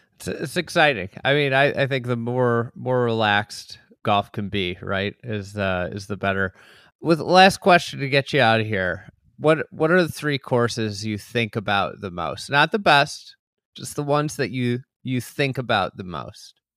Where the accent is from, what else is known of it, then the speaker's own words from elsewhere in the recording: Lake Bluff, Illinois, United States; I grew up in Lake Bluff, and Shore Acres was always like the the place.